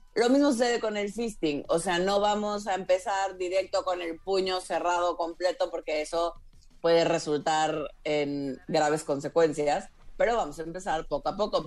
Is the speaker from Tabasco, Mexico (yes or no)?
yes; Tabasco, Mexico; also born or lived in Mérida; now in Mexico City, Mexico; De Tabasco